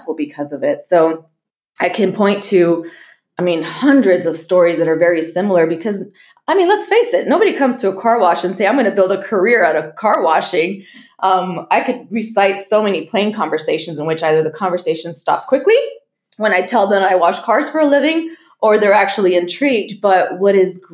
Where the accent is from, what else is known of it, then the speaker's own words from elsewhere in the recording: El Paso, Texas, United States; the company that I worked for back in El Paso, Texas, which is my hometown